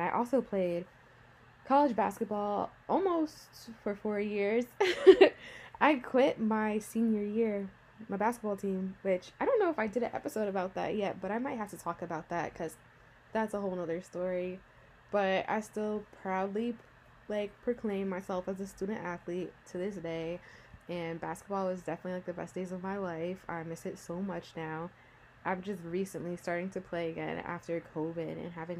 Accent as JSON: {"language": "English", "area": "Rockland County", "region": "New York", "country": "United States", "tie": "born or raised there", "also_born_or_lived": "Englewood, New Jersey", "moved": "yes", "lives_now": "New Jersey, United States", "said": "I was actually raised in Rockland County, New York, which is a little bit north of New York City."}